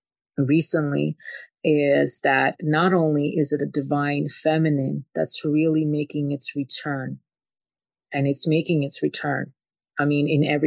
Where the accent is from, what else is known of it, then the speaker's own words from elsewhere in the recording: Kyiv, Ukraine; moved away; I grew up in a very controlling environment. I'm from Ukraine. I'm from Kiev